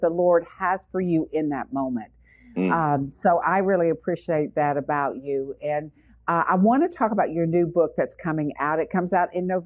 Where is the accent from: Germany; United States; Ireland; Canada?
United States; Atlanta, Georgia; We're both from Atlanta